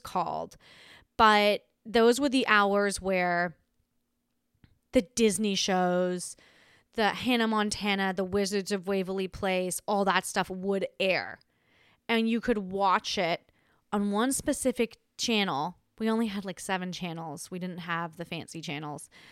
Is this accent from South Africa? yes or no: no; Australia; accent: Australian; now in United States; I grew up in Australia